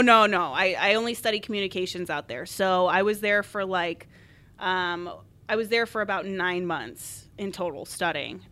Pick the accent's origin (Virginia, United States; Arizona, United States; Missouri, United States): Arizona, United States; I grew up in Arizona